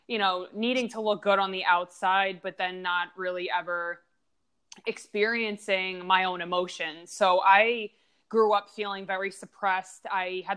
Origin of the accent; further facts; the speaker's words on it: Long Island, New York, United States; I grew up in Long Island